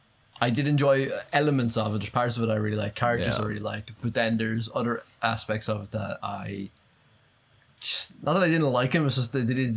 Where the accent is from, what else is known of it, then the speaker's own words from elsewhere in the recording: Ireland; I know we're Irish